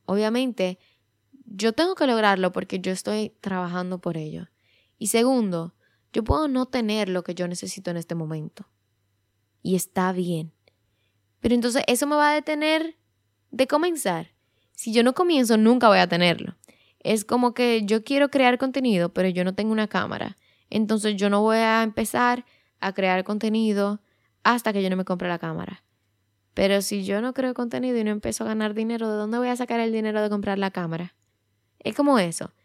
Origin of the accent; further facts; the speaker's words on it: Dominican Republic; en mi país, en República Dominicana